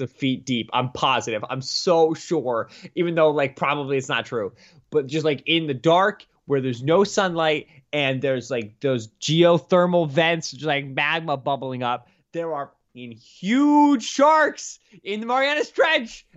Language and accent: English; Pennsylvania, United States; a P A native, though I'm not really from the Pittsburgh area